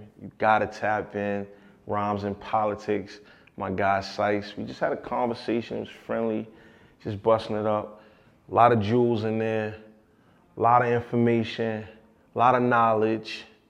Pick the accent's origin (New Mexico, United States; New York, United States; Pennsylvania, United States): New York, United States; New York City; born or raised there